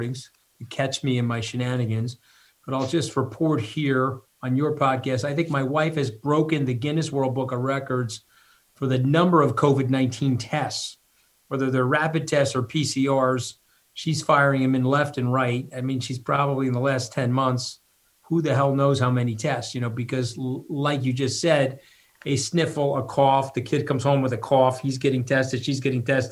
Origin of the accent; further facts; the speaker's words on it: Long Island, New York, United States; I'm a New Yorker. I'm not going anywhere.